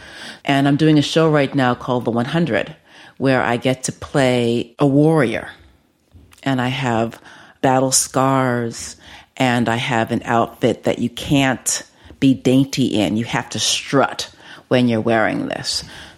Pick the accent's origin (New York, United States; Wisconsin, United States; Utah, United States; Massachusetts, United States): New York, United States; New York City; I'm from the Bronx, yes.